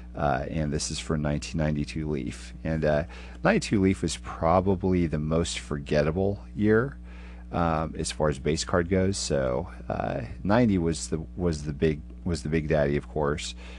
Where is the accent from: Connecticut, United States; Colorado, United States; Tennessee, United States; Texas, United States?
Texas, United States; Houston; here in my hometown